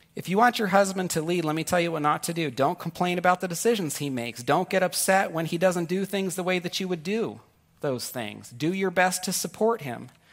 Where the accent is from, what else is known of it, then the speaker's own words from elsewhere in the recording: Northern California, United States; also born or lived in New York; my wife and I grew up in Northern California together, but I was born in New York